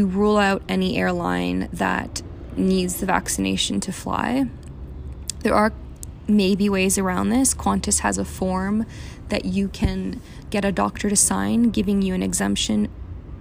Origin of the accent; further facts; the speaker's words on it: Canada; also born or lived in Australia; now in Mexico; I'm Canadian